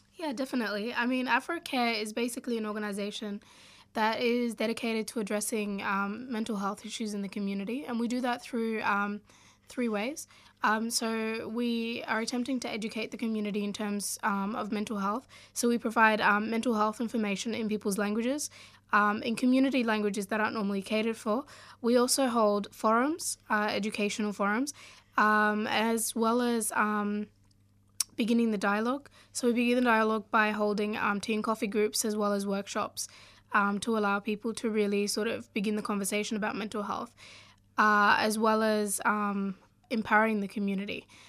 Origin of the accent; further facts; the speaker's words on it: Australia; also born or lived in Sudan; growing up in Australia